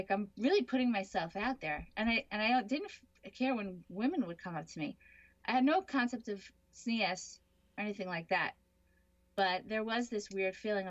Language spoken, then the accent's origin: English; Jericho, New York, United States; I grew up in Jericho, Long Island